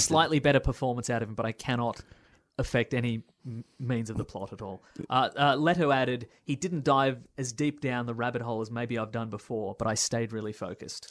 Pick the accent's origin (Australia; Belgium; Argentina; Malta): Australia; Melbourne, Victoria; northern suburbs of Melbourne